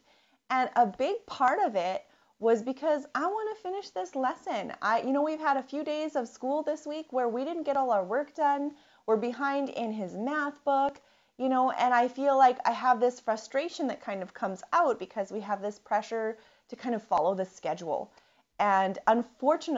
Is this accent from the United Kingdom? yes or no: no; Canadian prairies, Canada; I'm from the Canadian prairies